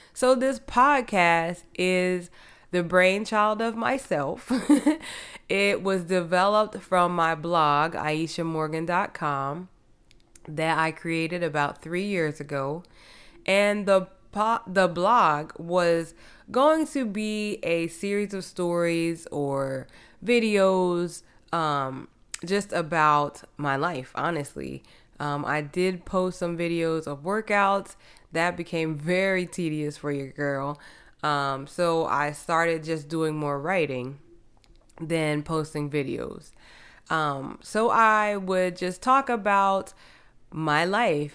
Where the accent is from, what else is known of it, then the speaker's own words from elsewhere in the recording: New Jersey, United States; moved away as an adult; now in Houston, United States; I am originally from New Jersey. I came to Houston to run track in college